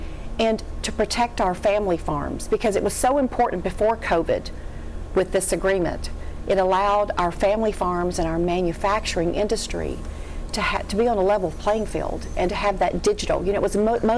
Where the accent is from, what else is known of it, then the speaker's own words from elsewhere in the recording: Barren County, Kentucky, United States; I'm from Barron County, and I grew up on a farm.